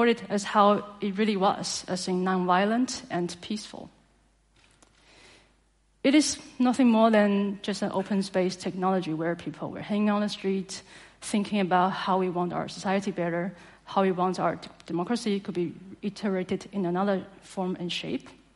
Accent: Taiwan; from Taiwan

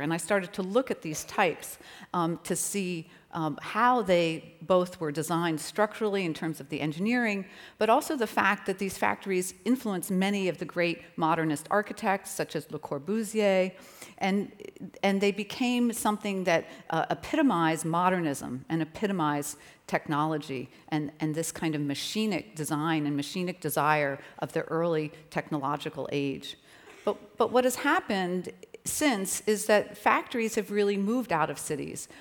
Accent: Philadelphia, Pennsylvania, United States; in Philadelphia, my hometown

